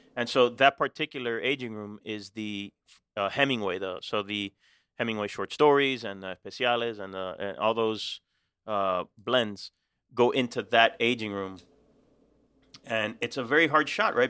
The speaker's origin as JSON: {"language": "English", "country": "Cuba", "tie": "born or raised there", "moved": "yes", "lives_now": "Miami, United States", "said": "I was born in Cuba. but I've never been back"}